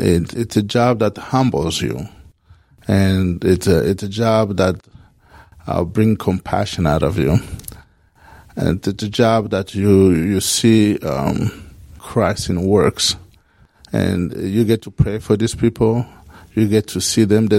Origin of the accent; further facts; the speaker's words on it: Kinshasa, DR Congo; moved away as an adult; now in United States; I'm originally from Congo, particularly in Kinshasa